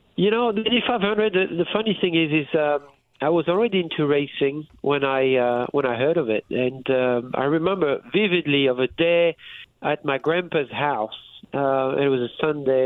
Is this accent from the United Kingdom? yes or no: no; France; moved away as an adult; I was raised in France